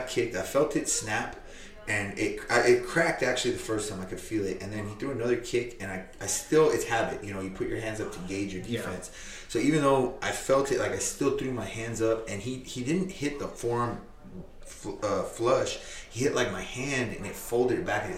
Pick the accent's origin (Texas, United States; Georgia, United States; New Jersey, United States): Texas, United States; Corpus Christi; I'm born, raised, and from Corpus Christi, Texas